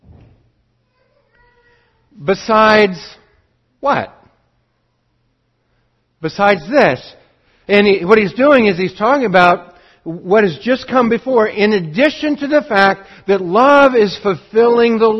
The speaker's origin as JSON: {"language": "English", "region": "Montana", "country": "United States", "tie": "born or raised there", "moved": "yes", "lives_now": "Oregon, United States", "said": "I grew up in Montana"}